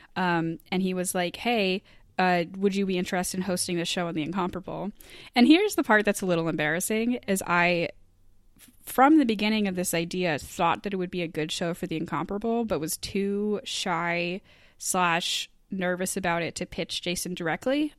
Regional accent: Eastport, Maine, United States; moved away; my hometown of Eastport, Maine. And it was really important to me to do because I grew up around Stage East

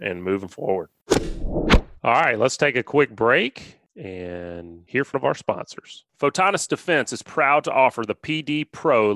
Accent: Alabama, United States; growing up in Alabama

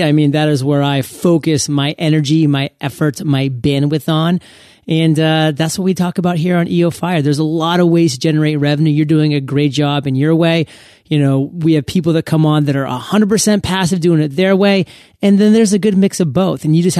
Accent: Maine, United States; I'm from Maine. I want to hear those crackling logs

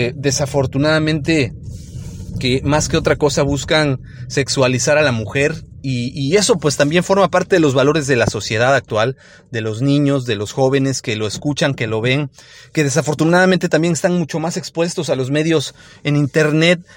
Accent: Mexico; en nuestro país, en México

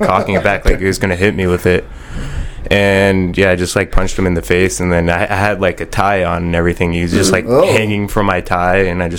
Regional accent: New Jersey, United States; Yeah, I grew up in Jersey.

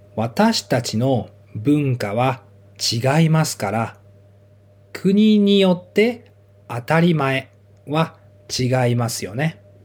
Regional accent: Japan; 私は日本出身で日本の学校に行って日本で生活をしていました。

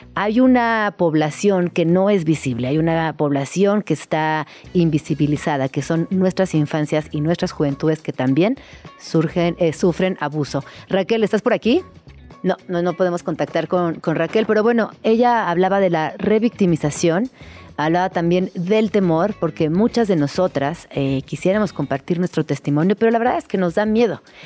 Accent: Mexico; nuestra situación como mexicanas

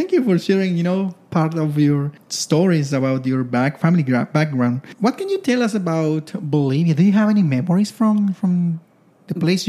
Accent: Santiago, Santiago Metropolitan Region, Chile; I grew up in Chile, in Santiago, very urban, you know, a lot of noise and cars and a lot of people, you know, in the downtown, things like that.

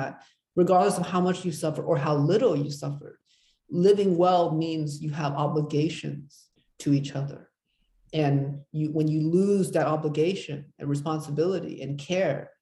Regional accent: United States; I was brought up in America

